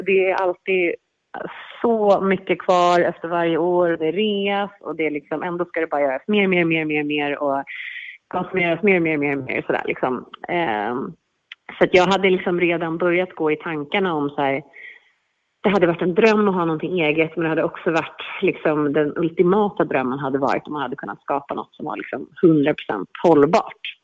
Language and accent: Swedish; Stockholm, Stockholm County, Sweden; moved away as an adult; now in Mallorca, Spain; jag växte upp i Stockholm